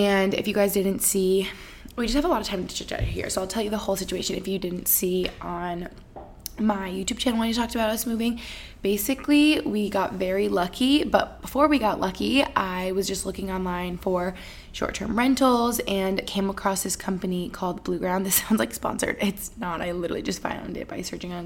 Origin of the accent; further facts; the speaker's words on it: Albany, New York, United States; also born or lived in Allentown, Pennsylvania; now in Boston, United States; where I grew up in Albany, New York